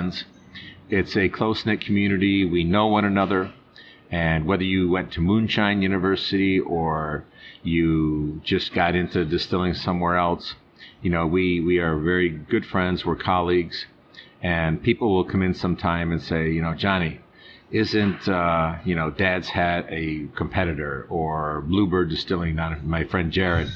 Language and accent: English; Norristown, Pennsylvania, United States; I'm from Norristown